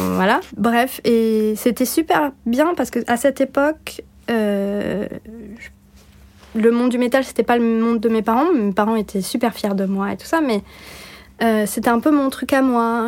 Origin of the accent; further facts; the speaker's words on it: Bordeaux, Nouvelle-Aquitaine, France; also born or lived in Turkey / United States; Je suis née à Bordeaux